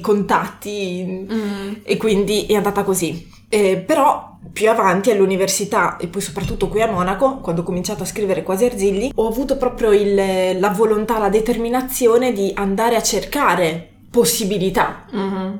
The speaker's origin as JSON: {"language": "Italian", "town": "Canossa", "region": "Emilia-Romagna", "country": "Italy", "also_born_or_lived": "Modena", "moved": "as an adult", "lives_now": "Munich, Germany", "said": "vengo da Canossa, mm-hmm. che è in provincia di Reggio Emilia"}